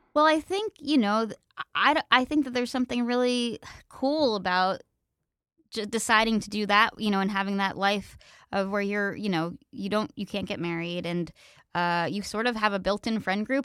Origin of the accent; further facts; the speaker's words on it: Pennsylvania, United States; moved away; we had really good public schools where I grew up in Pennsylvania